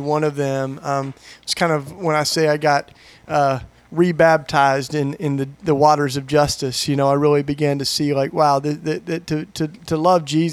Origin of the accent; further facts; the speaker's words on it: Maryville, Tennessee, United States; moved away as an adult; now in Philadelphia, United States; I grew up in East Tennessee. I'm a Tennessee boy, and Maryville, Tennessee, East Tennessee